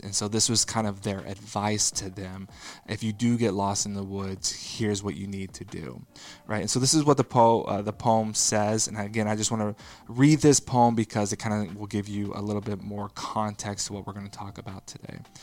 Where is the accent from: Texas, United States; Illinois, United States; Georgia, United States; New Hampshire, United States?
Texas, United States; growing up in the Bible Belt in Texas